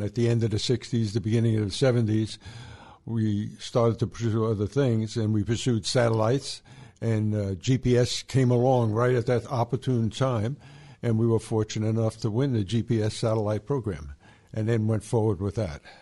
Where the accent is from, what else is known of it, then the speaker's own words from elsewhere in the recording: New York City, New York, United States; I grew up in New York City